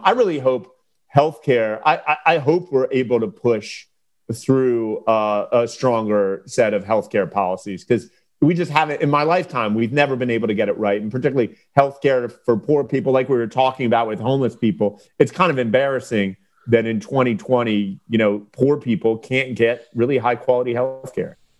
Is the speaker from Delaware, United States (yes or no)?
yes; Delaware, United States; representing the p, people of our state